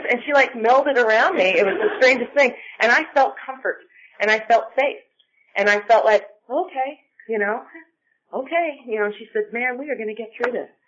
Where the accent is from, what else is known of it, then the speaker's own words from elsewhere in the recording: Ireland; I'm Irish, and I also have rosacea